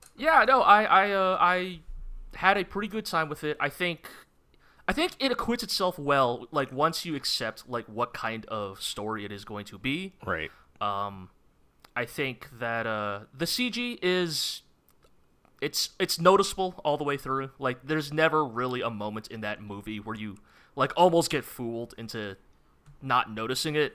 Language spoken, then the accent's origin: English; United States; as an American Dragon Ball fan